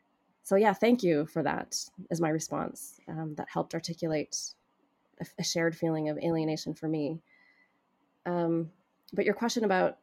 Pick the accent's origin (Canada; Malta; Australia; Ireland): Canada; Edmonton, Alberta; I came from Canada. It was a country that to them symbolized wealth, access to opportunity.